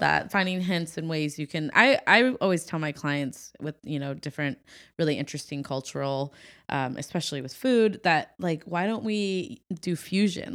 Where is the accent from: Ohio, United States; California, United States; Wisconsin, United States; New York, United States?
Ohio, United States; coming from Ohio. It's been, I'm very proud of where I'm from